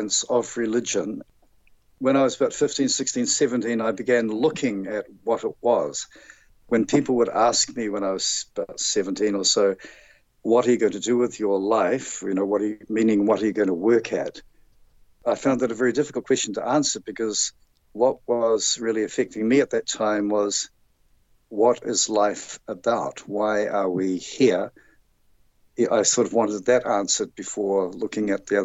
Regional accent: Auckland, New Zealand; I grew up in Auckland, which is the largest city in New Zealand.

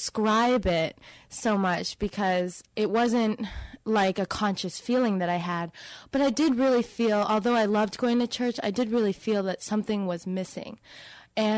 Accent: Wilbraham, Massachusetts, United States; also born or lived in Seattle, Washington / Amherst, Massachusetts; I was born in Seattle, Washington, and I moved to Wilbraham, Massachusetts, which is about half an hour south, when I was three. So I grew up there

